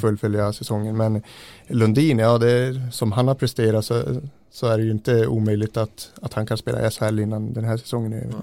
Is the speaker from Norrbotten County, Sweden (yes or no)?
yes; a few tens of km south of Gällivare, Norrbotten County, Sweden; det är bara några mil söder om Gällivare